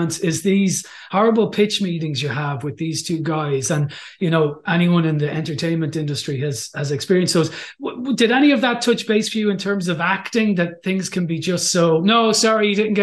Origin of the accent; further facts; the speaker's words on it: Ireland; as an Irish man